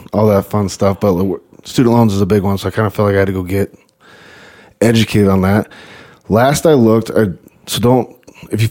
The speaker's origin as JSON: {"language": "English", "town": "Grimes", "region": "Iowa", "country": "United States", "tie": "born or raised there", "said": "I grew up in Grimes, Iowa"}